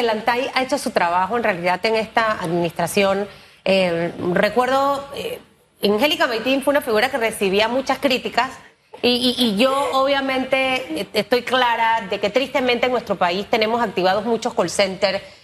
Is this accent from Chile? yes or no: no; Panama; como panameños